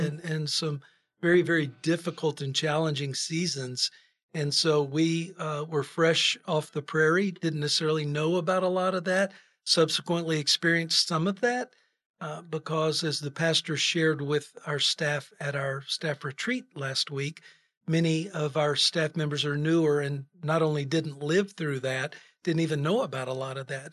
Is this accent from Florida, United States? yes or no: yes; Florida, United States; moved away as an adult; also born or lived in Kerrville, Texas / Miami / Fort Lauderdale / Tallahassee; now in Texas, United States; Grew up in Florida, uh, really from elementary school through college.